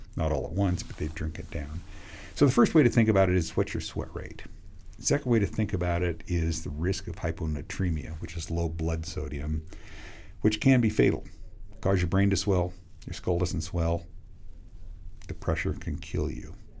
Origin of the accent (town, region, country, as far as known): Western Washington, United States; born or raised there